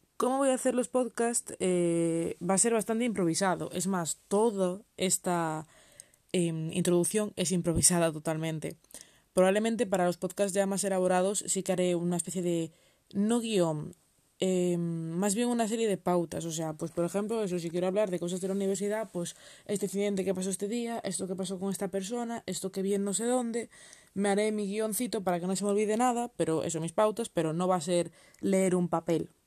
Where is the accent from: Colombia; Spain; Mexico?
Spain; soy española